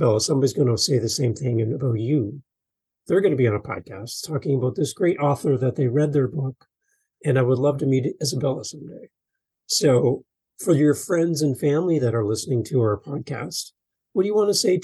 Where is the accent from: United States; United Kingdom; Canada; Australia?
Canada; as a Canadian here in Canada